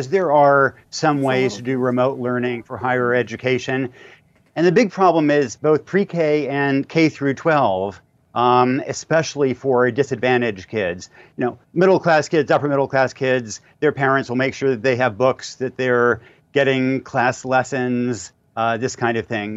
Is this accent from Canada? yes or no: no; rural Oregon, United States; My hometown in rural Oregon was transformed by rural electrification